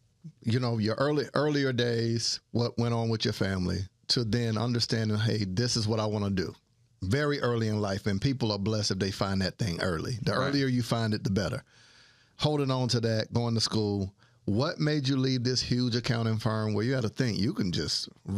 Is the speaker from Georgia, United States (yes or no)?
no; Panama City, Florida, United States; Shout out, I'm from Florida too, but Northwest Florida, right?